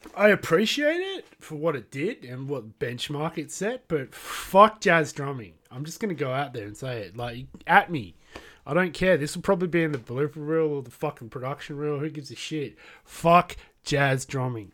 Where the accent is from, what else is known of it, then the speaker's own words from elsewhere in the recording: Australia; I am from Australia.